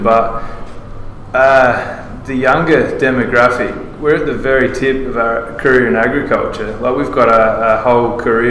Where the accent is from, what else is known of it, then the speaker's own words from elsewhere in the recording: Australia; accent: Australian; my Australian accent